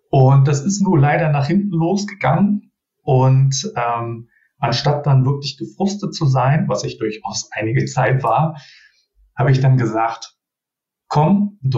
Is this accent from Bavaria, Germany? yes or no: no; Berlin, Germany; born there; now in Düsseldorf, Germany; ähm, 39 Jahre jung, gebürtiger Berliner und äh, fast 20 Jahre in der Nähe von Düsseldorf jetzt äh, hängen geblieben.